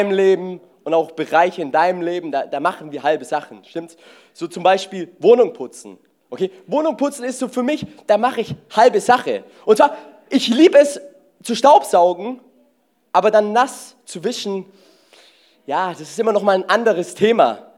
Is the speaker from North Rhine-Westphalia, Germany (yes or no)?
no; Baden-Württemberg, Germany; Ich denke mir so, ich bin Schwabe und außerdem, wenn die 30 Euro, die müssen sich ja auch lohnen.